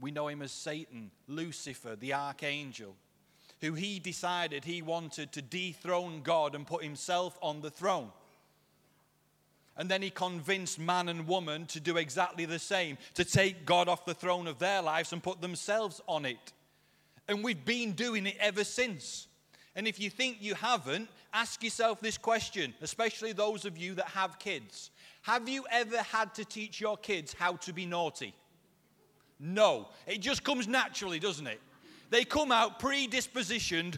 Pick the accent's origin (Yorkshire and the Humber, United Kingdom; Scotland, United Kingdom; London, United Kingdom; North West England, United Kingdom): Yorkshire and the Humber, United Kingdom; I'm a Yorkshireman